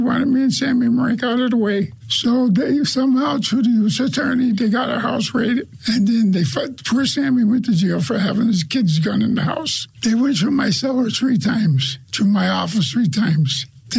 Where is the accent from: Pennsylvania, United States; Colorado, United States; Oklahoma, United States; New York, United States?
Pennsylvania, United States; Pittston; And I was born in Pittston.